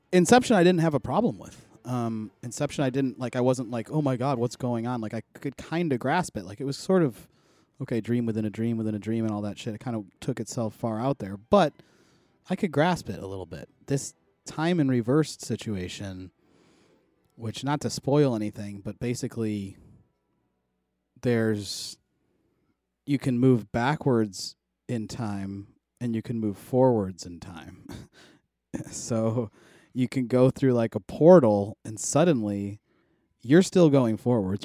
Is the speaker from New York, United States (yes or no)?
yes; Buffalo, New York, United States; moved away; a house in my hometown, so I'll have to get it next week when I go back to Buffalo